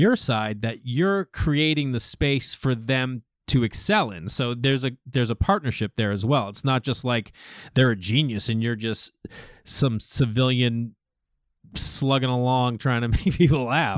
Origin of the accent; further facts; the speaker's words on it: Massachusetts, United States; moved away as an adult; also born or lived in New York; growing up in Massachusetts